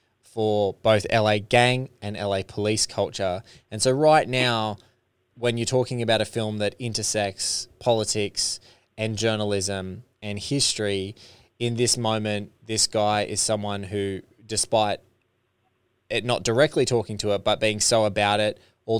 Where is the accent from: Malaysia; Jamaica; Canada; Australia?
Australia; me as an Australian